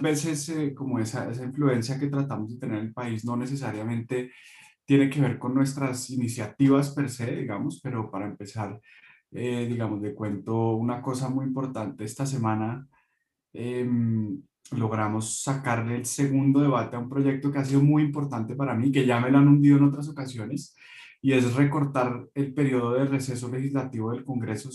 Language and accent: Spanish; Bogotá, Colombia; un bogotano de 31 años